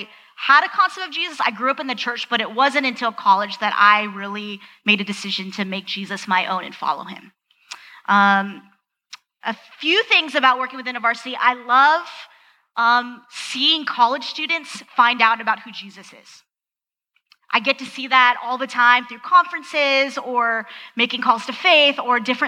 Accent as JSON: {"language": "English", "region": "Southern California", "country": "United States", "moved": "yes", "said": "I'm originally from Southern California"}